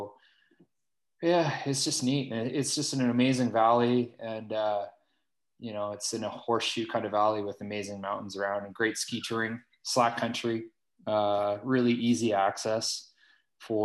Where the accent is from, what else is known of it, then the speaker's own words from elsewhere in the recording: Fort Saskatchewan, Alberta, Canada; moved away as an adult; also born or lived in Terrace, British Columbia / Dalvik, Iceland; I grew up in Fort Saskatchewan, Alberta, and it's kind of a small industrial town.